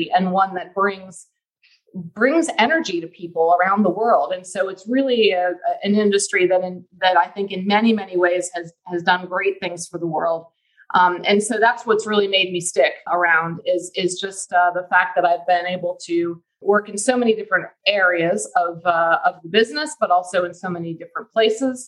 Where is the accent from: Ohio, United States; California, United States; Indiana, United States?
Ohio, United States; moved away as an adult; also born or lived in Pennsylvania; now in Houston, United States; I grew up in Ohio